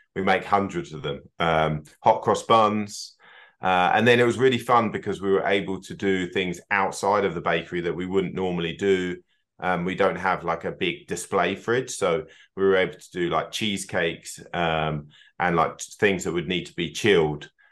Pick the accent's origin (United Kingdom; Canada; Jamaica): United Kingdom; moved away as an adult; also born or lived in Scotland (half ancestry) / North America / Australia / New Zealand; our sort of roots of both being from, from the Eng-, U K